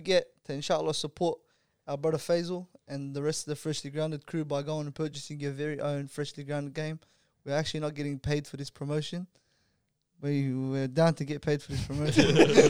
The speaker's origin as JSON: {"language": "English", "town": "Melbourne", "region": "Victoria", "country": "Australia", "said": "we're from Australia. We're four boys from Melbourne"}